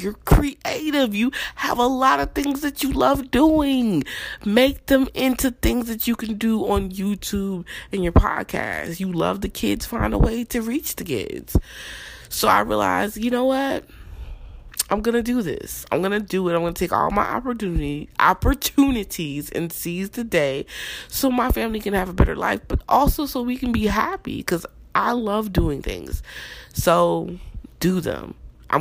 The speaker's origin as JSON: {"language": "English", "region": "New Jersey", "country": "United States", "tie": "born or raised there", "also_born_or_lived": "Newark, New Jersey", "said": "Even though I was born in North Jersey, most of my life I was raised in South Jersey."}